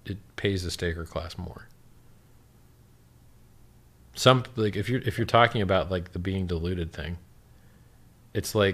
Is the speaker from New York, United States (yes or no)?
no; Miami, Florida, United States; I'm from Miami.